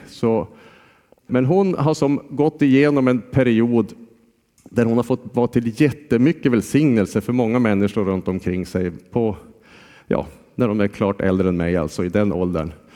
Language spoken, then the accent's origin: Swedish; Jokkmokk, Norrbotten County, Sweden; moved away as an adult; Jag är ju från Jokkmokk